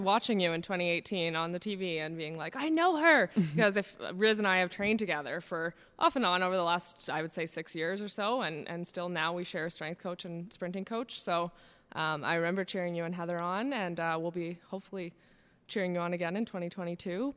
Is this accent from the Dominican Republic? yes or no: no; Calgary, Alberta, Canada; I grew up here in Calgary, Alberta